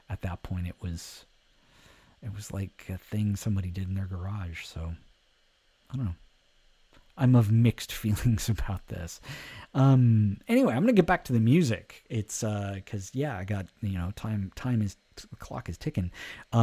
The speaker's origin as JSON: {"language": "English", "town": "Alameda", "region": "California", "country": "United States", "tie": "born or raised there", "said": "growing up in Alameda, California, we didn't have cable"}